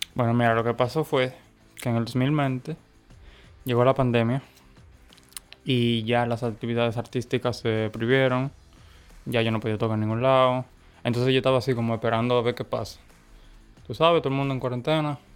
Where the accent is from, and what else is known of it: Santo Domingo, Distrito Nacional, Dominican Republic; born or raised there; also born or lived in La Romana, Dominican Republic